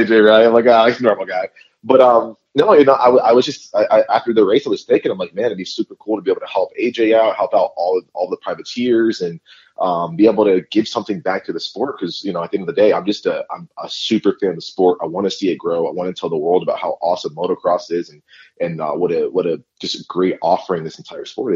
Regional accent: New England, United States; I grew up in New England

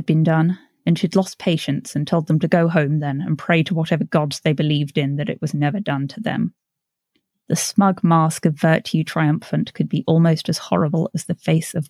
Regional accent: United States

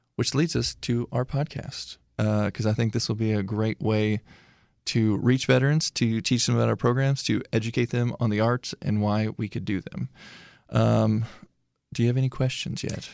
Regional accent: Washburn, Illinois, United States; moved away; my hometown of Washburn, Illinois, which has eleven hundred people in it

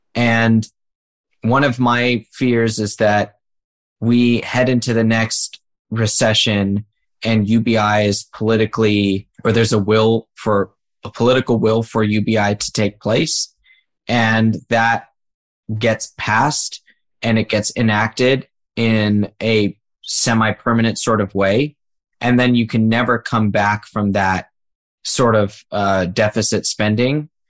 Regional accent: United States; as an American

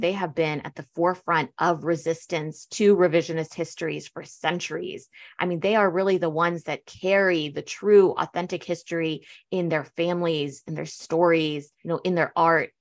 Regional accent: United States; also born or lived in Berlin, Germany; growing up in the States, I was actually, you know, I say I'm second generation because I did grow up in the States

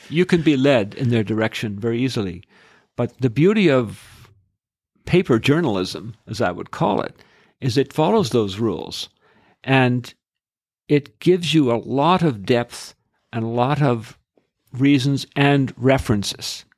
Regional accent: Edmonton, Alberta, Canada; I'm from Edmonton

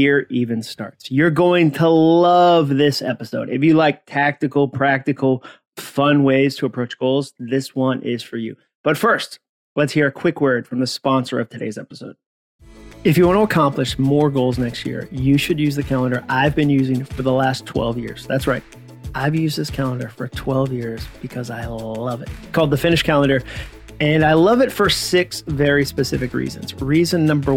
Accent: Massachusetts, United States; I grew up in Massachusetts, so I use the word wicked occasionally instead of the word very

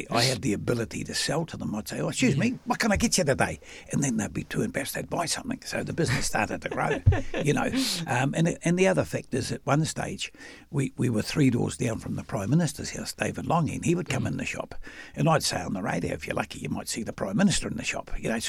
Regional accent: Wellington, New Zealand; now in Auckland, New Zealand; I'm a simple boy from a working class family in Newtown and Wellington.

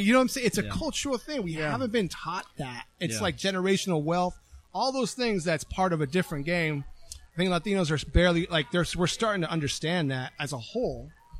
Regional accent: Palm Springs, California, United States; also born or lived in San Diego; Palm Springs, California. Went to Palm Springs High.

